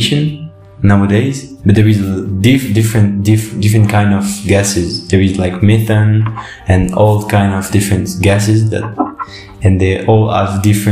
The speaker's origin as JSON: {"language": "English", "region": "Nouvelle-Aquitaine", "country": "France", "accent": "French", "second_language": "English", "said": "I'm from France, and sorry in advance for my poor English with my French accent"}